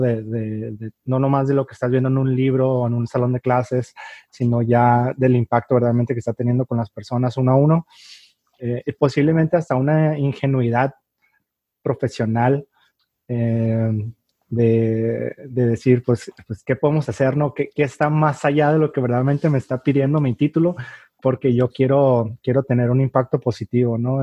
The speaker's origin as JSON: {"language": "Spanish", "town": "Tijuana", "region": "Baja California", "country": "Mexico", "tie": "born or raised there", "also_born_or_lived": "San Diego, United States", "said": "yo nací en San Diego, aunque me crié de este lado acá en, en Tijuana, México."}